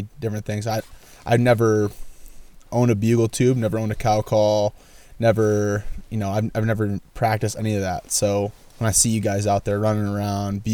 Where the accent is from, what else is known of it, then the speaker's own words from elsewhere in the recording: upstate New York, United States; moved away as an adult; now in Oregon, United States; growing up in New York, upstate New York